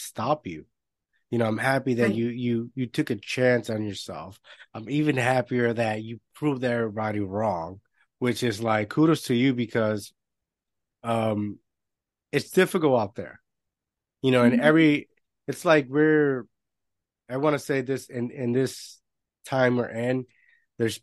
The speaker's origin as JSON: {"language": "English", "country": "Puerto Rico", "tie": "born or raised there", "said": "I grew up in Puerto Rico. I was this gringo kid as they were categorizing me. In a whole new world, a whole new lingo, another language"}